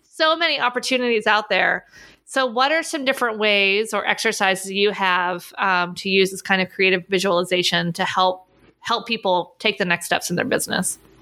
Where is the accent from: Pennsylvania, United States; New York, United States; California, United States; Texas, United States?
Pennsylvania, United States; Pittsburgh; moved away as an adult; also born or lived in Orlando, Florida; I grew up in Pittsburgh